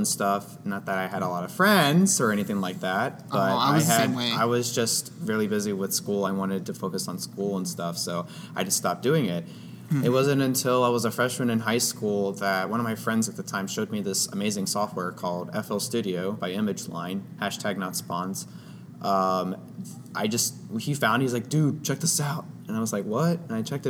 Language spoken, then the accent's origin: English; Austin, Texas, United States; my hometown, Austin, Texas